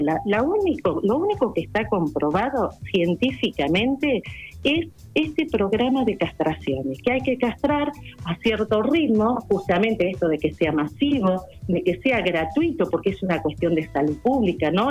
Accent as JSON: {"language": "Spanish", "town": "Carhué", "region": "Buenos Aires Province", "country": "Argentina", "said": "yo soy de Carué, pertenezco al grupo de provincia, en, provincia de Buenos Aires"}